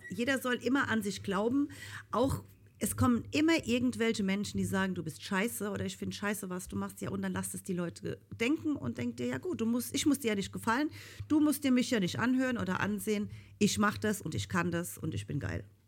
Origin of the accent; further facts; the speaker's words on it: Rhineland-Palatinate, Germany; ich komme ja aus Rheinland-Pfalz. Und ähm, eigentlich hört man das auch